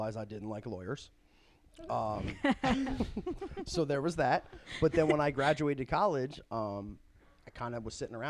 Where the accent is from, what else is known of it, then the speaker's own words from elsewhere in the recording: Springfield, New Jersey, United States; also born or lived in Pennsylvania; I'm from Springfield, New Jersey